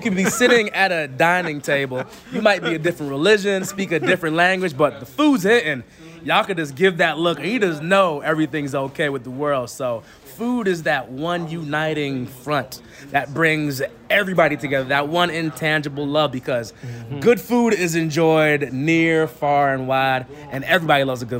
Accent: Jamaica; My favorite recipe actually has to be the oxtails because I'm Jamaican.

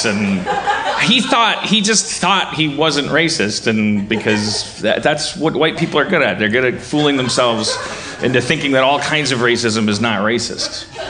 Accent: California, United States; I'm just saying, I'm a Californian. I mean, I know better than the rest of the country

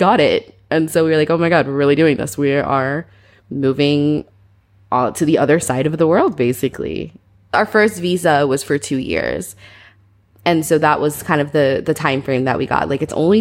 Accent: Atlanta, Georgia, United States; moved away as an adult; also born or lived in Albany, New York; now in Hong Kong; I was born in Albany, New York, so upstate New York. And then I moved to Atlanta when I was about 11. And so I did most of my middle school, high school, and college in Atlanta.

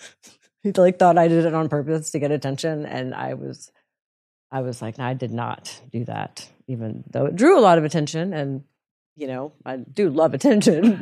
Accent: Houston, Texas, United States; I'm from Houston

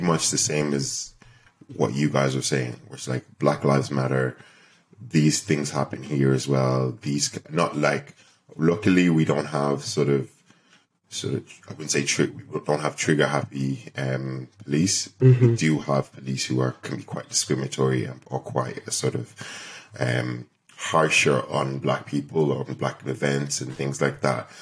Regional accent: Ireland; also born or lived in Nigeria; I was born in Nigeria. I moved to Ireland when I was 4 years old. I'm 25 now, so I've been here pretty much all my life.

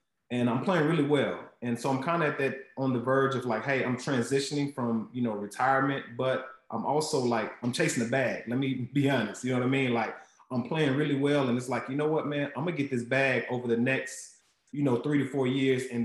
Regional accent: Huntsville, Alabama, United States; I was born in Huntsville, Alabama. And there was a Boys and Girls Club right in the projects where I grew up

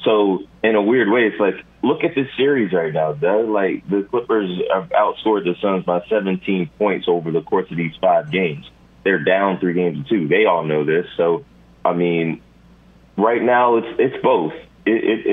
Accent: Philadelphia, Pennsylvania, United States; now in Los Angeles, United States; I'm from Philly and living in L.A.

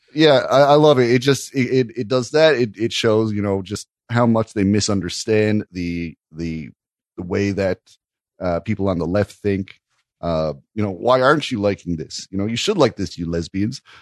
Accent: Canada; I'm a Canadian

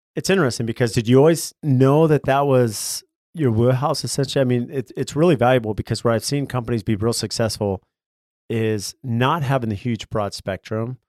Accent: San Diego, California, United States; I grew up in California, in San Diego

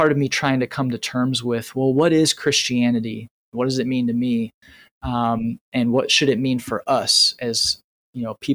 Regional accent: Northern Indiana, United States; Northern Indiana

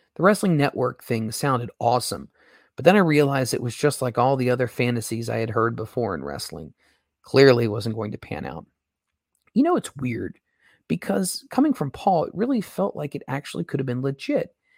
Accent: Cincinnati, Ohio, United States; I am from Cincinnati

